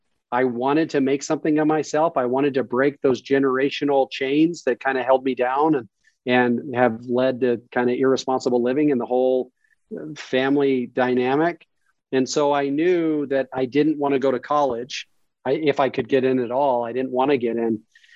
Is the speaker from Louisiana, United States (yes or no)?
no; Las Vegas, Nevada, United States; also born or lived in Carson City; So I was born in Carson City. We moved down here in Vegas. So I'm a lifelong Nevada guy. Moved down to Vegas when I was about 6 years old, six or seven.